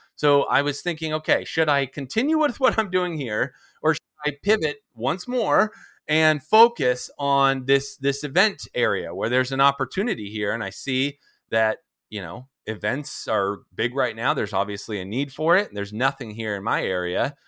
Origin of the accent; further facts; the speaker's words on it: San Diego, California, United States; I am from San Diego, California. I'm originally from Southern California. I was, uh, born and raised here